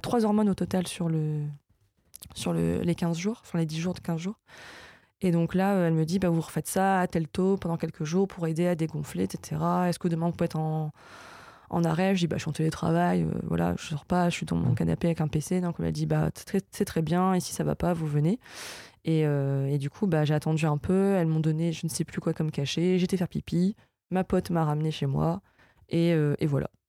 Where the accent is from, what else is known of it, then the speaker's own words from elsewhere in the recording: Lille, Hauts-de-France, France; je suis lilloise